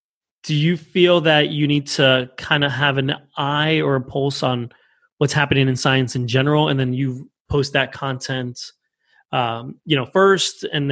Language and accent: English; New Jersey, United States; I grew up here in New York City, actually New Jersey, but right next to New York City.